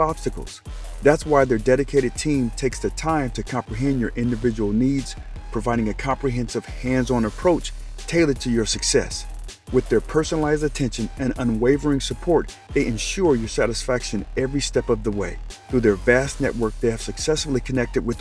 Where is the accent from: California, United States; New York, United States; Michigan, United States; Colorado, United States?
Colorado, United States; Colorado Springs; born or raised there; moved away